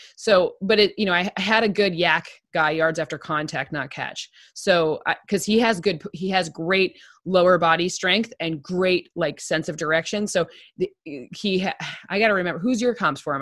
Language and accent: English; Okemos, Michigan, United States; I'm from Okemos